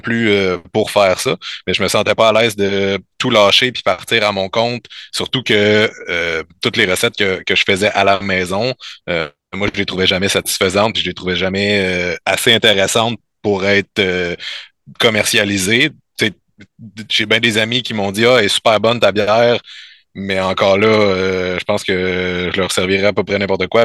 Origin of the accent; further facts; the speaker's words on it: L'Assomption, Quebec, Canada; also born or lived in Saint-Jérôme; Je viens de je viens de l'Assomption, mais j'étais allé au Cégep à Saint-Jérôme